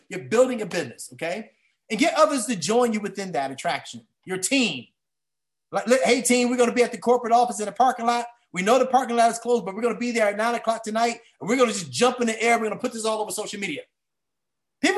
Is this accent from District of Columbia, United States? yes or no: yes; Washington, District of Columbia, United States; now in Maryland, United States; I'm a guy from Washington, D.C.